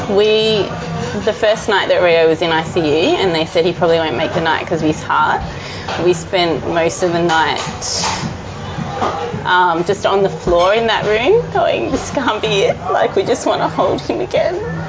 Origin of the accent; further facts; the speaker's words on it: Mildura, Victoria, Australia; also born or lived in Melbourne; my hometown in Mildura